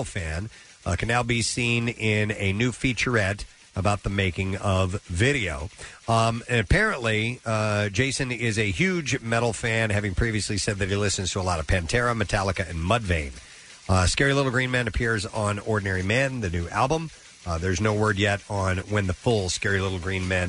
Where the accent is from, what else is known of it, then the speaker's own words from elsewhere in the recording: St. Louis, Missouri, United States; moved away; I grew up in St. Louis